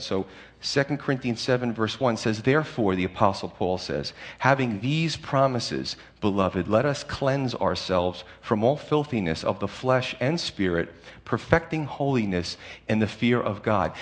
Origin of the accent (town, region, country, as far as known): United States